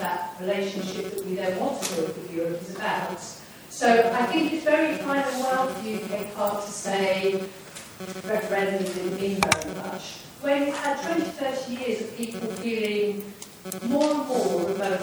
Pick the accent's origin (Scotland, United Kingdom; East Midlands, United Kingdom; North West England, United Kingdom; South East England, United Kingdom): East Midlands, United Kingdom; Nottingham; I'm from Nottingham